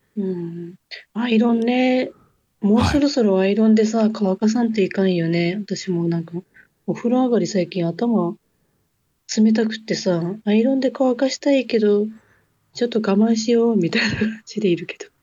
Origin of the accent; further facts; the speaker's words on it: Hokkaido, Japan; moved away as an adult; ほぼほぼ三十年、四十年ぐらい、ずっと北海道で住んでたじゃん